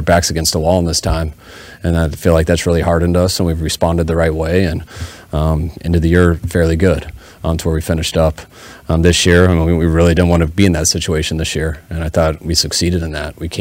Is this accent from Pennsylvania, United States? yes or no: no; Denver, Colorado, United States; growing up in Denver